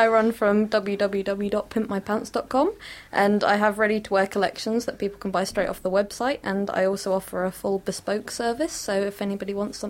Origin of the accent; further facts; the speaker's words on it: Treborough, South West England, United Kingdom; I'm from a little village called Treborough.